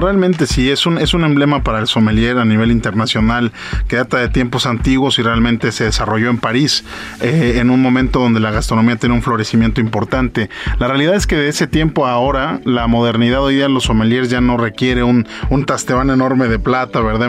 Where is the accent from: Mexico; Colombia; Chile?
Mexico; yo soy mexicano, soy por manager eh, de esta bodega y, soy mexicano